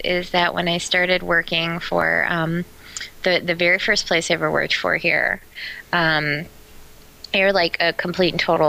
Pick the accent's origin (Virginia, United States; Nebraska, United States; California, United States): Nebraska, United States; Omaha; I grew up in Omaha, Nebraska.